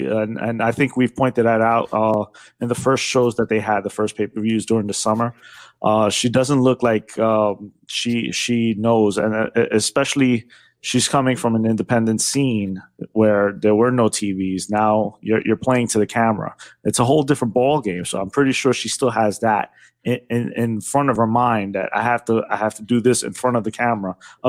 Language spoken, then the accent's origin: English; New York City, New York, United States; I'm from New York